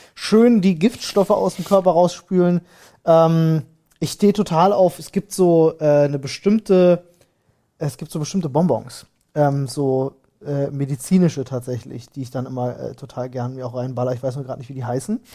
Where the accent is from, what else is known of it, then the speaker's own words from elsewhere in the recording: Berlin, Germany; ich bin in Neukölln zur Schule gegangen